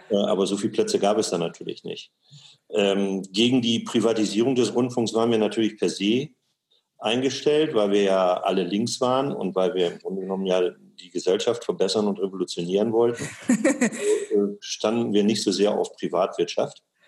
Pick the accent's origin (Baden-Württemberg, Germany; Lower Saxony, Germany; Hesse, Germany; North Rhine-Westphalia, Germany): Lower Saxony, Germany; Osnabrück; moved away as an adult; also born or lived in Ruhr area / Karlsruhe; Ich bin geboren in Osnabrück